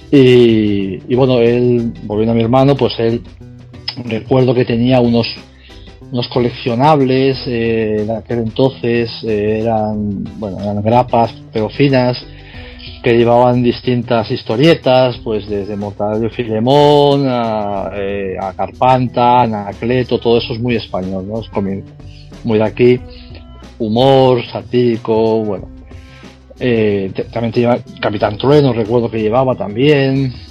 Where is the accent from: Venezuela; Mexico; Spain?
Spain; Tossa de Mar, Catalonia; also born or lived in Barcelona; now in Vigo, Spain; yo soy de Barcelona, ahora ya no vivo en Barcelona. Nací en Barcelona, estuve hasta los 8 años, si no recuerdo mal. Y luego me mudé a un pueblo de, de Cataluña también, se llama Tosa de Mar, de la provincia de Girona.